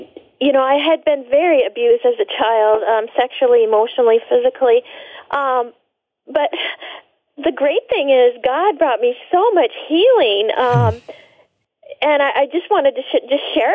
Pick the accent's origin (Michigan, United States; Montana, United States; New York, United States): Montana, United States; I was raised in the Rocky Mountains of Montana